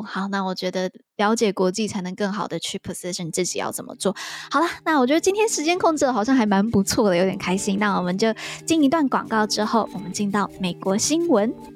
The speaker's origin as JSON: {"language": "Chinese", "country": "Taiwan", "said": "身为台湾人我觉得还蛮值得去了解的"}